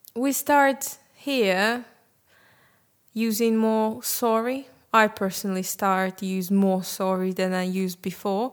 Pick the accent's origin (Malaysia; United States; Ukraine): Ukraine; Crimea; English is a second language; now in United Kingdom; I'm from Crimea